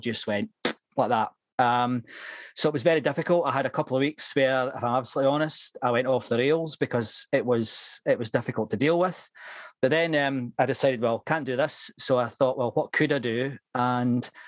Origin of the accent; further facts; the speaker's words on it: Scotland, United Kingdom; accent: slight Scottish; now in Moreton-in-Marsh, United Kingdom; You can probably gather from my slight Scottish accent, I'm from north of the border